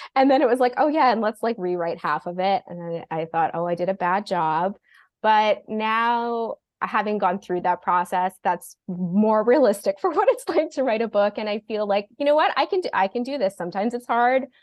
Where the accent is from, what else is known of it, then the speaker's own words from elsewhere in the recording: Toronto, Ontario, Canada; also born or lived in Australia; we had a house that was our c, cottage when I was born in Toronto, and this house was our, our cottage, um, and then we moved to Australia. My dad is Australian, and we moved back. Instead of moving to the city, they decided to move up to the lake